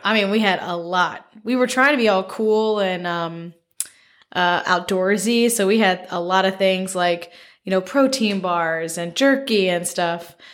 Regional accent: Memphis, Tennessee, United States; now in Connecticut, United States; I'm from Memphis

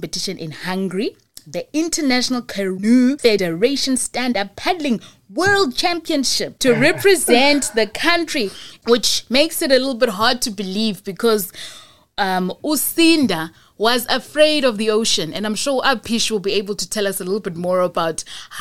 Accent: Cape Town, Western Cape, South Africa; I'm from Go 37

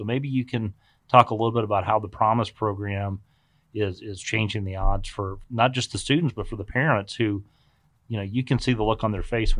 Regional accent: Texas, United States; Fellow Texans.

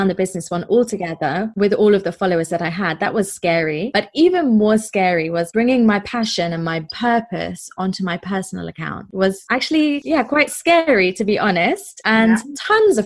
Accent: England, United Kingdom; moved away as an adult; now in Durban, South Africa; I'm originally from England, as I expect you will be able to hear, but I've lived in South Africa for about 5 years now

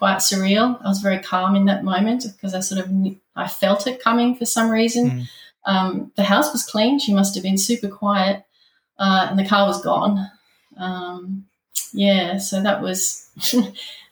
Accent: Leongatha, Victoria, Australia; also born or lived in Melbourne / Ocean Grove / Sweden; I moved back to my hometown, Leongatha

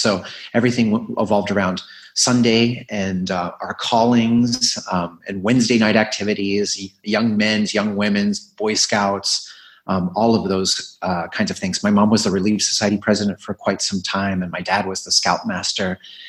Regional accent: Nebraska, United States; also born or lived in Oklahoma; I grew up mostly in Nebraska and Oklahoma in the United States, but we moved a lot for my dad's work.

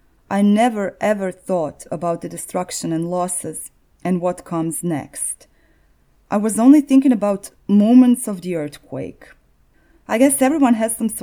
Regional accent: Zagreb, City of Zagreb, Croatia; the history of my hometown

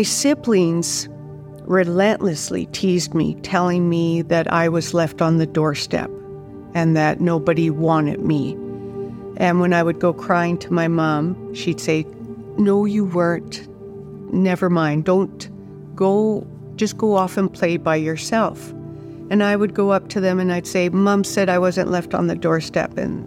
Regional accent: Saskatchewan, Canada; I was raised in Saskatchewan. My dad was a grain farmer

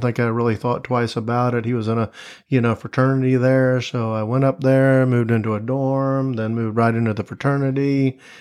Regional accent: Tampa, Florida, United States; moved away as an adult; also born or lived in Gainesville, Florida / Fort Myers, Florida / Tallahassee, Florida; now in Jacksonville, United States; born and raised in Tampa, Florida. Was there, uh, up until I graduated high school

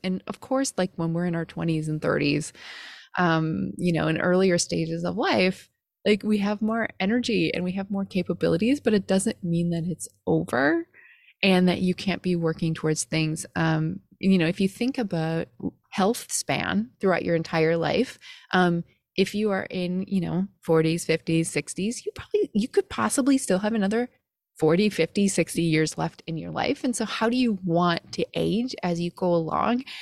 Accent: Midwest, United States; growing up in the Midwest

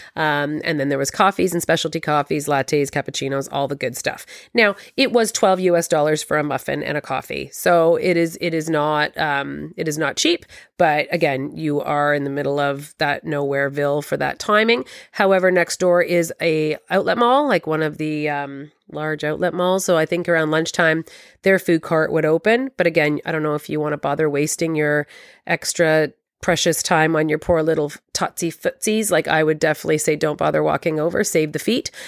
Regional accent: Toronto, Ontario, Canada; I'm from Toronto

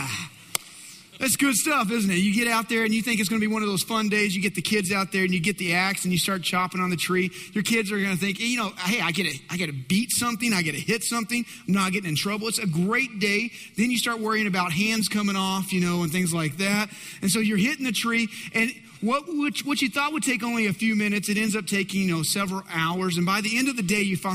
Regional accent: West Texas, United States; I grew up in West Texas.

